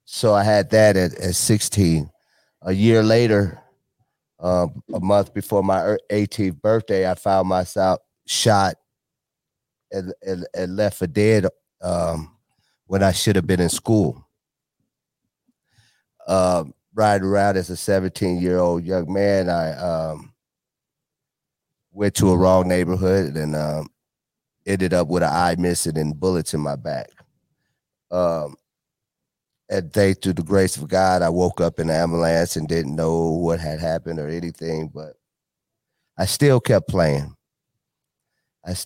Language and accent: English; Chicago, Illinois, United States; I was born in Chicago